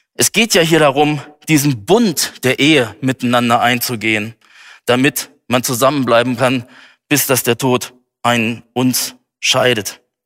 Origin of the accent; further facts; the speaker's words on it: Germany; hier bei uns in Deutschland